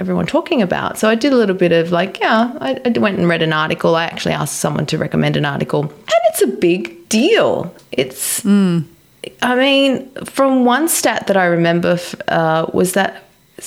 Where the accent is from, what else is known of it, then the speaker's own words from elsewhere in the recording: Australia; moved away; I actually did learn to dive quite well when I was a kid. You know, in Australia, you grow up and you learn to swim at a very young age.